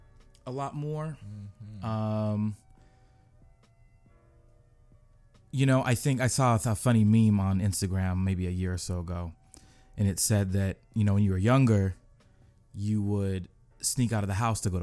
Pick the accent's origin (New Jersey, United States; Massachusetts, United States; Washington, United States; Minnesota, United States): Washington, United States; Seattle; moved away as an adult; now in Los Angeles, United States; I'm from Seattle originally, born and raised